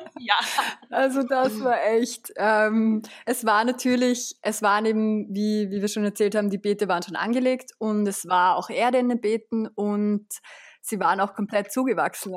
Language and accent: German; Vienna, Austria; ich bin geboren und aufgewachsen in Wien